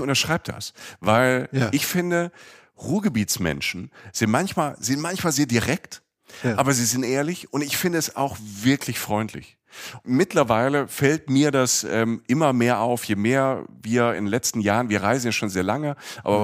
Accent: Rhineland-Palatinate, Germany; moved away; also born or lived in Cologne; Ich komme ja aus dem Süden, ich bin ja aus, dem, äh, aus der Pfalz, aus dem Südwesten Deutschlands

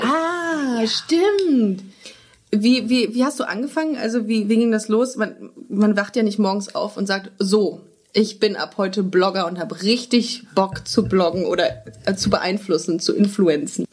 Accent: Düsseldorf, North Rhine-Westphalia, Germany; also born or lived in Würzburg; now in Cologne, Germany; ich komme ja ursprünglich aus Düsseldorf

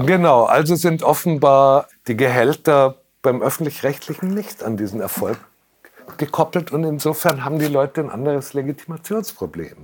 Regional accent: Munich, Bavaria, Germany; also born or lived in Franconia; habe ich den größten Teil meines Lebens in München verbracht. Vorher ja. war ich in Franken

